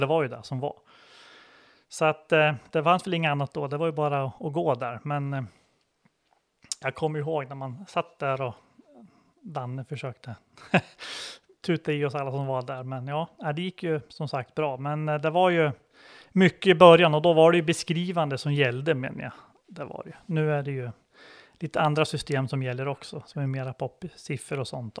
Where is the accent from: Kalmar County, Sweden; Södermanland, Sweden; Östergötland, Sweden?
Södermanland, Sweden; Bie; Jag är från Bie utanför Katrineholm